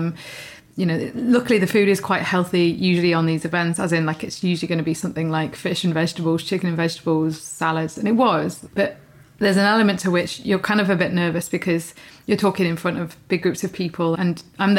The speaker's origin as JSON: {"language": "English", "area": "Peak District", "region": "East Midlands", "country": "United Kingdom", "tie": "born or raised there", "moved": "yes", "lives_now": "Kent, United Kingdom", "said": "when I was growing up in the Peak District"}